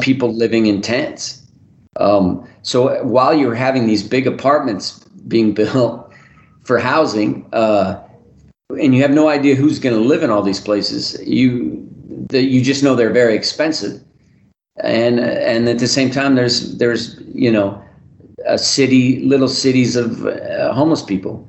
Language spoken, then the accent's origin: English; Reno, Nevada, United States; my hometown of Reno